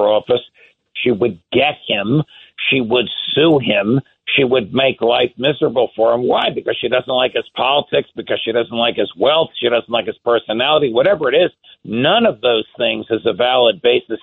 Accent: New Jersey, United States; I'm a New Jersey guy

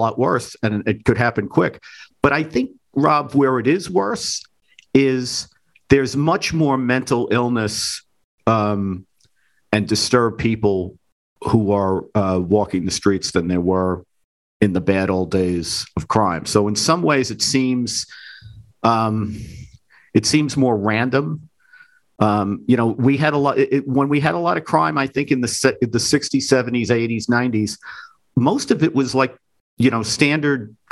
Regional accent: New York City, New York, United States; when I was growing up in the Bronx

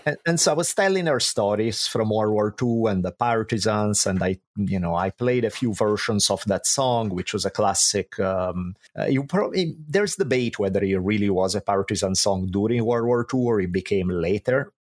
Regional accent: Italy; moved away as an adult; now in United States; I grew up in Italy

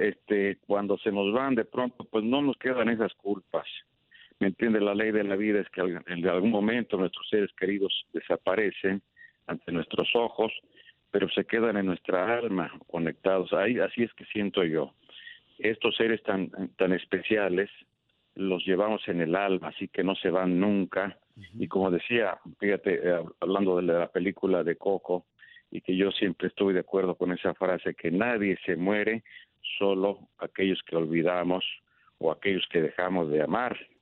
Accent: Ario de Rosales, Michoacán, Mexico; moved away; En mi pueblo, por ejemplo, en Área Rosales, pues ya no tengo familiares

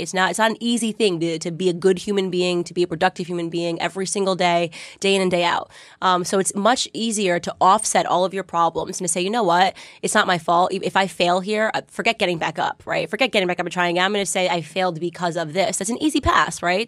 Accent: Connecticut, United States; moved away; I grew up in Connecticut

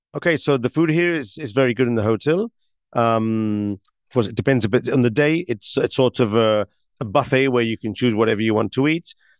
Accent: Barcelona, Catalonia, Spain; I come from Barcelona, which is an also am, am, amazing city.

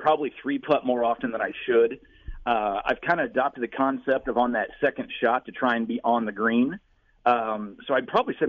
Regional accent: Gallatin, Missouri, United States; born or raised there; now in St. Louis, United States

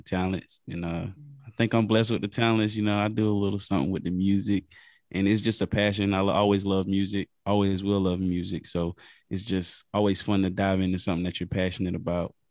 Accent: Lake City, South Carolina, United States; I'm from South Carolina, a small town, Lake City

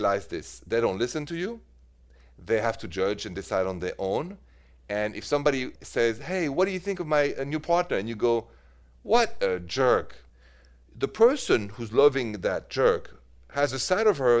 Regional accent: Paris, Île-de-France, France; accent: French; moved away as an adult; now in United States; as you know from my accent, I'm from France, from Paris, and I left for the States when I was about 30 years old

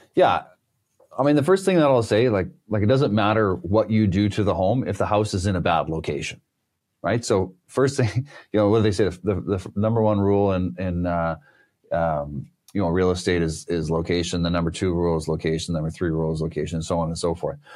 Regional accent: Canada; being Canadian here

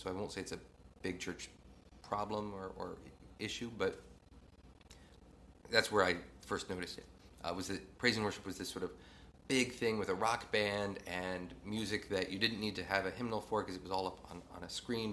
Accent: East Central Indiana, United States; So I grew up in sort of East Central Indiana. Grew up in a really small town.

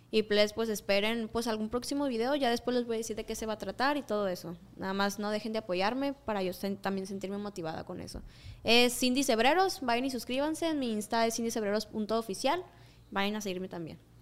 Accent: Mexico; mis tierras natales.

